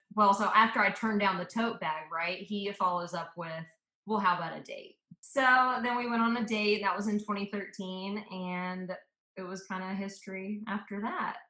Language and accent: English; Atlanta, Georgia, United States; also born or lived in Memphis, Tennessee / Auburn, Alabama / South Africa; I was really raised in Atlanta from when I was like two years old